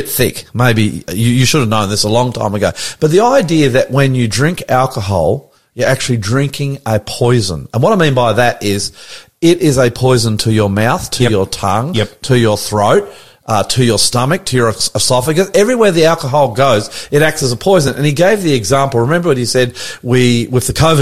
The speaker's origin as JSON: {"language": "English", "country": "New Zealand", "tie": "born or raised there", "moved": "yes", "lives_now": "Sydney, Australia", "said": "I was brought up in New Zealand"}